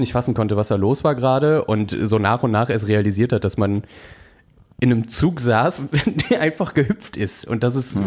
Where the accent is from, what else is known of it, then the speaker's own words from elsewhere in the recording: North Rhine-Westphalia, Germany; wir kommen ja beide aus NRW